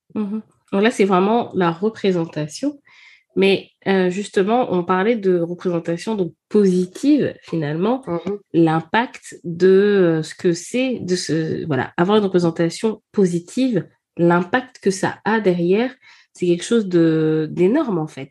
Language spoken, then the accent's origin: French; Gabon; moved away; je suis née au Gabon, j'ai grandi au Gabon